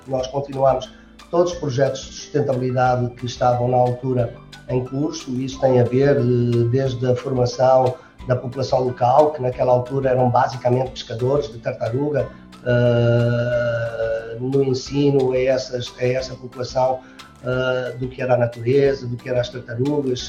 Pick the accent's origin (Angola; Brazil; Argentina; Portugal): Portugal; accent: Portuguese; moved away as an adult; also born or lived in United States / Switzerland; como você já viu por este meu sotaque, eu sou português